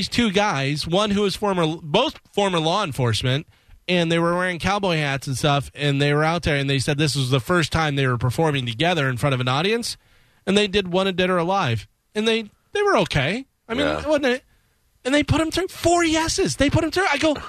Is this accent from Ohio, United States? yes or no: no; Chicago, Illinois, United States; Yeah, I'm from Chicago.